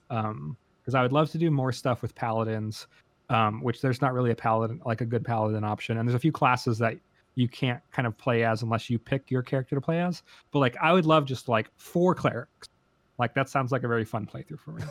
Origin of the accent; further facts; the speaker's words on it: United States; as an American